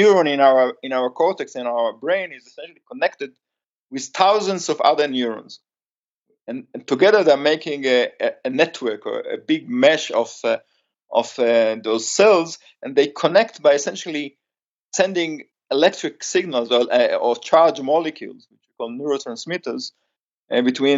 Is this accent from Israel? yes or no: yes; Israel; English is a second language; also born or lived in United States; I came back to Israel after being 6 years in the States